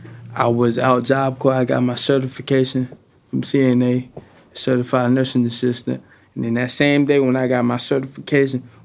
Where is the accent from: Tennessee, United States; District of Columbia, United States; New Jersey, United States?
District of Columbia, United States; Washington; I'm from Washington, D.C.